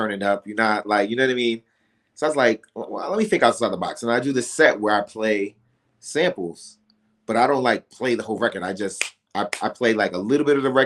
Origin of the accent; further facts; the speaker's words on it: New York, United States; moved away; also born or lived in Atlanta; I can't say I'm from Atlanta, but I'm from Atlanta. And I just, you know, like, but I'm also from New York.